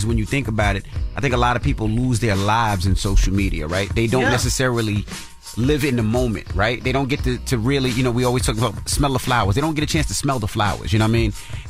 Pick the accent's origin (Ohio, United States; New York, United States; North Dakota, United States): New York, United States; Queens; Of course, I'm from Queens.